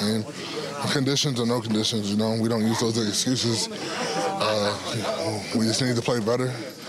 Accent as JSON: {"language": "English", "region": "Wisconsin", "country": "United States", "moved": "yes", "said": "I'm from Wisconsin. Snow doesn't really bother me at all."}